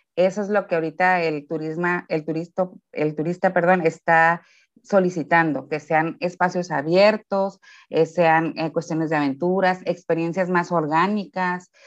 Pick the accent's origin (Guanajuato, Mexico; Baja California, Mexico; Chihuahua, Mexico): Baja California, Mexico; Ensenada; saben que somos de Ensenada